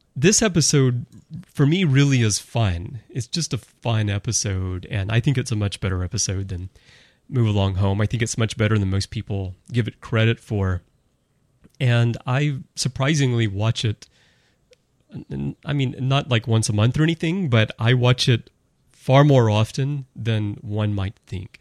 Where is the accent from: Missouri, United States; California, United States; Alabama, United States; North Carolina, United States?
Alabama, United States; Birmingham; moved away; I'm from Birmingham, Alabama originally